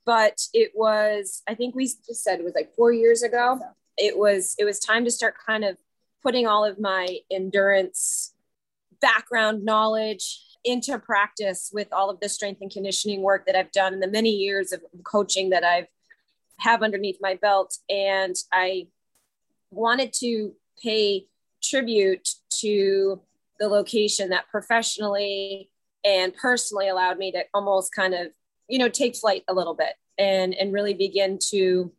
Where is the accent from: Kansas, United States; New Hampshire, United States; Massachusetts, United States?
New Hampshire, United States; moved away; I grew up in New Hampshire, right on the border. So right around the Dartmouth College area.